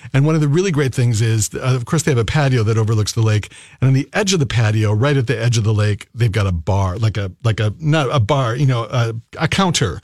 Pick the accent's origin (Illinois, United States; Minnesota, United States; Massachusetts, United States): Minnesota, United States; Burnsville; my hometown of Burnsville